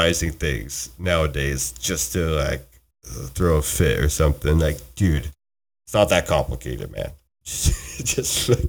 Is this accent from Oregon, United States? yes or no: yes; Oregon, United States; we're from Oregon, hardcore Duck fans